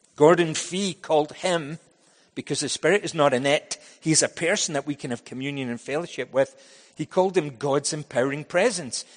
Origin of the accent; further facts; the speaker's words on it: Scotland, United Kingdom; also born or lived in United States; now in Vancouver, Canada; When I was growing up in Scotland